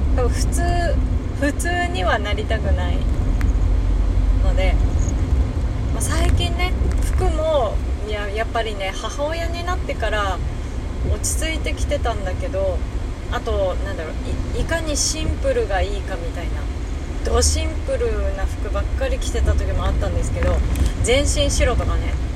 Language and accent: Japanese; Hakodate, Hokkaido, Japan; now in Saitama, Japan; 地元の北海道に帰っているかもしれないし